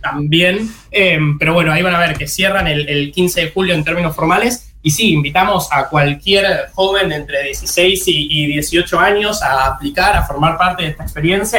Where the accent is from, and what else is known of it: Argentina